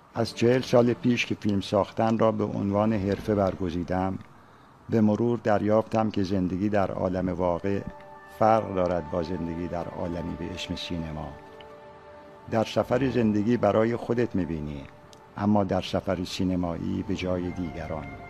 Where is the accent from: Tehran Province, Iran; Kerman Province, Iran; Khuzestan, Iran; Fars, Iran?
Khuzestan, Iran; Abadan; عاشق آبادان هستم برای اینکه زادگاه من است